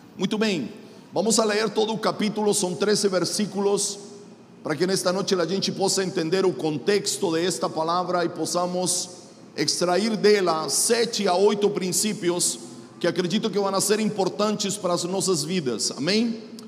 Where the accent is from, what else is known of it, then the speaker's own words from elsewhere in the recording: Chile; Portuguese is a second language; now in Mogi das Cruzes, Brazil; sou chileno, moro em Mogi das Cruzes, São Paulo